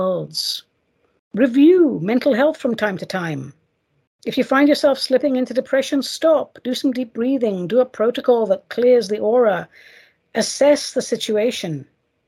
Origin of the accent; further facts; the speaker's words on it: United States; I should call it as an American